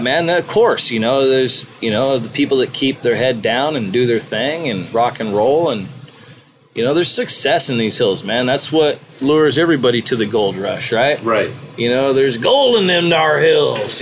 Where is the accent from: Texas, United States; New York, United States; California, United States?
California, United States; Mendocino County; fourth generation from Mendocino County